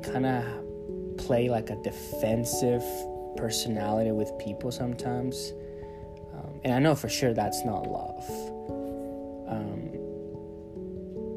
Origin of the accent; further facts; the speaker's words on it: Monterrey, Nuevo León, Mexico; now in United States; I was born in Monterrey, Mexico